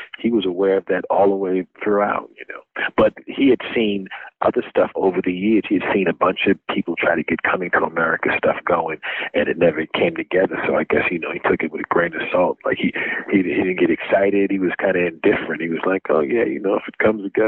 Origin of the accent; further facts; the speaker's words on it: New York City, New York, United States; I'm from Brooklyn